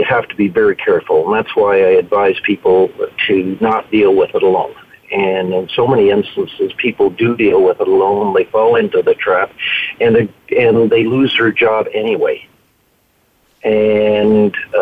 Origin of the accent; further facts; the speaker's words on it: Canada; I'm a Canadian citizen